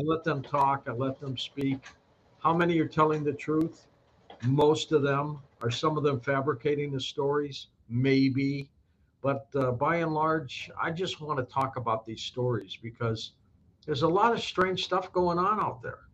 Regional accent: Detroit, Michigan, United States; moved away; also born or lived in Saint Louis; I was born in Detroit, but I've been in Saint Louis for a long time

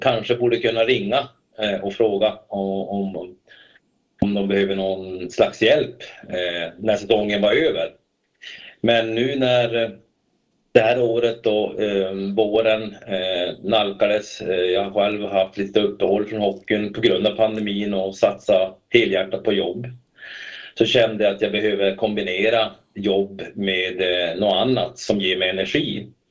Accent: Kalix, Norrbotten County, Sweden; moved away as an adult; now in Stockholm, Sweden; jag är uppvuxen då i Kalix

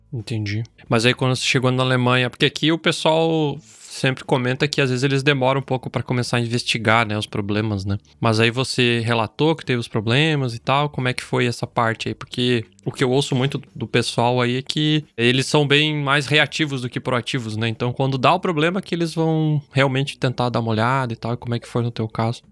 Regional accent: Southwest Paraná, Brazil; now in Germany; O meu é sudoeste, né? O meu é mais perto da, da Argentina, do Santa Catarina

